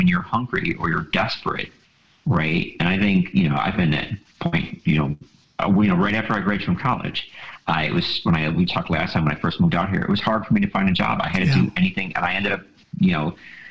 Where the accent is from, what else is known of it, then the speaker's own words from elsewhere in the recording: Buffalo, New York, United States; I grew up in Buffalo, you know, in the late 80s, the 90s, early 2000s